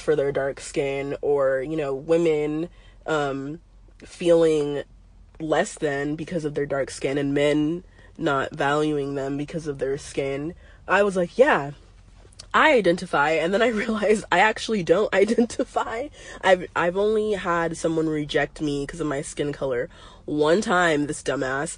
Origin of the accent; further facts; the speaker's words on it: United States; also born or lived in Arizona; I grew up in California and Arizona, not that much around black culture